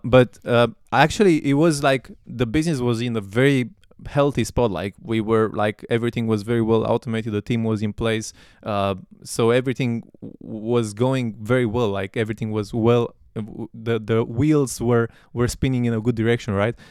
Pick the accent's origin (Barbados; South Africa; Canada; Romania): Romania; I'm from Romania